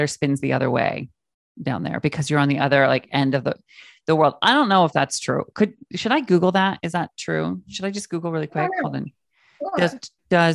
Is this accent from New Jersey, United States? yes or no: no; Mount Vernon, Washington, United States; also born or lived in Palm Springs; now in New York, United States; I grew up in Mount Vernon, Washington State